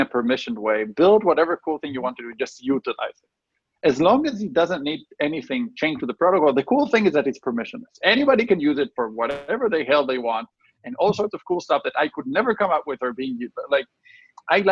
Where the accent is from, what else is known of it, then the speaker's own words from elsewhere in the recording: Chicago, Illinois, United States; we're from Chicago.